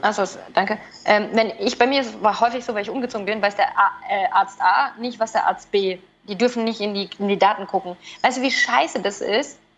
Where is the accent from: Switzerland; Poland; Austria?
Switzerland; Bei uns in der Schweiz zum Beispiel gibt es Telemedizin.